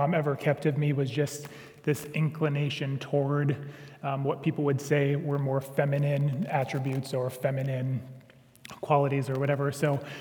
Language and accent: English; Sioux Center, Iowa, United States; moved away; I grew up in Sioux Center